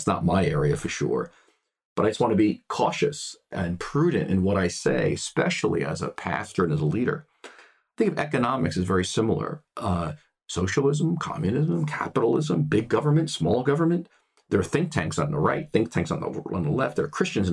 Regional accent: United States; I am a white male here in the United States. I come from the United States.

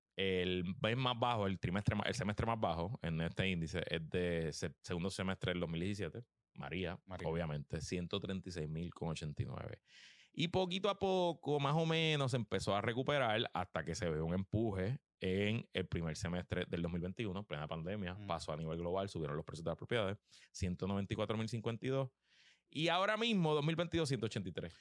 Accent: San Juan, Puerto Rico; first language Spanish; Yo me crié en Río Piedra

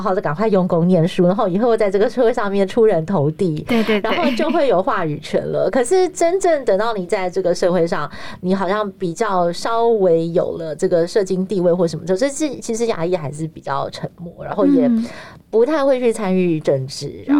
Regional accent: United States; 就是从心中的认同，说我就是 Asian American，我就是美国人。

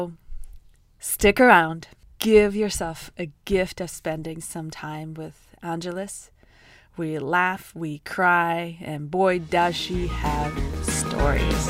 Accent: Russia; now in United States; I'm from Russia

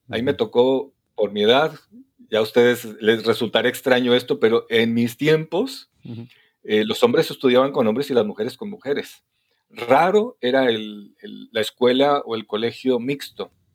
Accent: Torreón, Coahuila, Mexico; now in Guadalajara, Mexico; yo soy de Torreón, Coahuila, soy norteño igual que ustedes

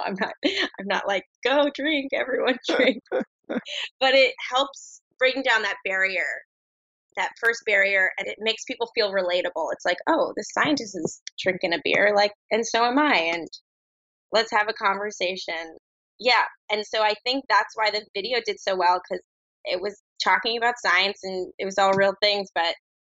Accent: New Jersey, United States; now in Brooklyn, United States; I'm just my Jersey young self

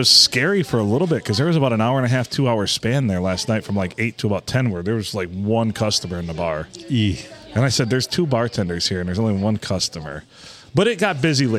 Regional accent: Deckerville, Michigan, United States; my hometown's homecoming, too. Deckerville's homecoming's the same weekend

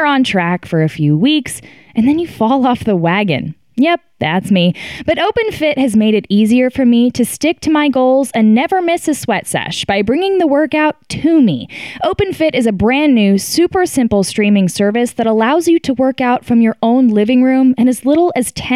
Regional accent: Texas, United States; I say y'all too, but I'm from Texas, so people say, why don't you have an accent?

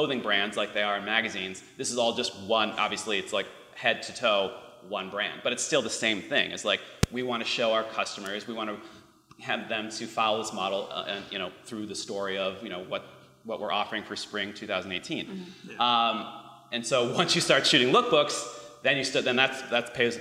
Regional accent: Chicago, Illinois, United States; now in Los Angeles, United States; Chicago, where I'm from Chicago

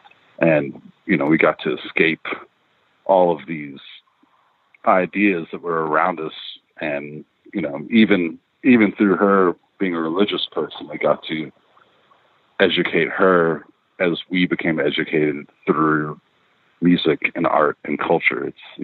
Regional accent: Lexington, Kentucky, United States; I was born in Lexington, Kentucky, and then raised. So age 4 to 18 till out of high school, I was there, and it's very rural, you know.

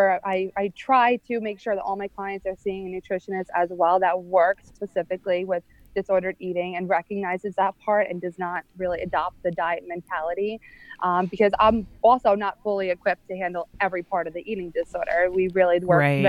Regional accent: Long Island, New York, United States; I'm from Long Island, New York

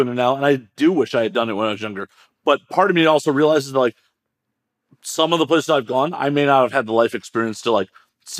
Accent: Chicago, Illinois, United States; now in Los Angeles, United States; I'm from Chicago originally

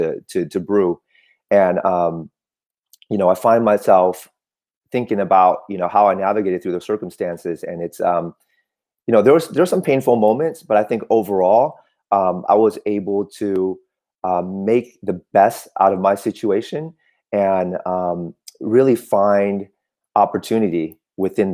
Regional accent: Oakland, California, United States; first language Cantonese; English is a second language; also born or lived in Vietnam / Michigan; I grew up in Oakland

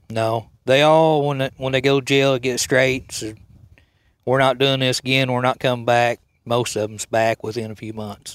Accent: Coal County, Oklahoma, United States; I was raised here in Cope County.

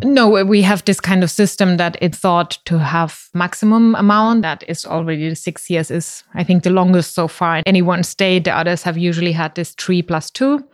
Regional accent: Mannheim, Baden-Württemberg, Germany; moved away as an adult; also born or lived in Finland / India; now in Berlin, Germany; I grew up in Mannheim and, uh, actually not directly in Mannheim, but rather a very small suburb of Mannheim

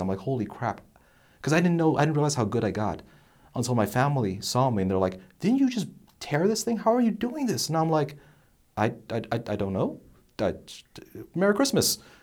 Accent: New Jersey, United States; now in Texas, United States; I'm from New Jersey

